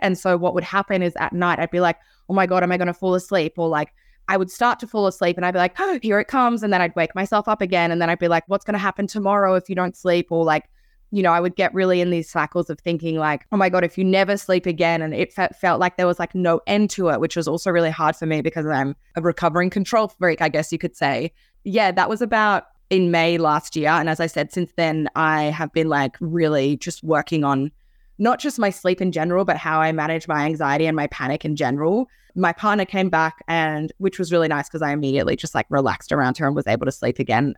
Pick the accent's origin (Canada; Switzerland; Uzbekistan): Switzerland; I was born in Switzerland